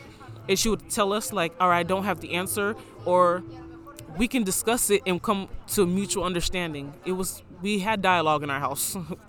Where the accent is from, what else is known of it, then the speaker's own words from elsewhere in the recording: Florida, United States; moved away; So I would occasionally post pictures because everybody in my hometown, because I was out of Florida by then.